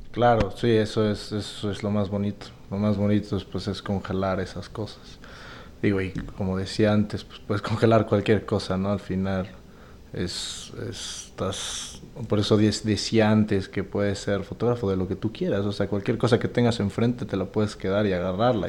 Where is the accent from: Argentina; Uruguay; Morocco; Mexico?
Mexico; soy fotógrafo mexicano